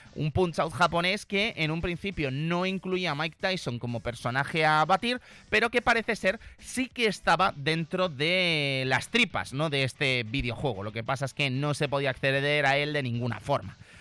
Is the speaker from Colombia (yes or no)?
no; Zaragoza, Aragon, Spain; los que somos de aquí de Zaragoza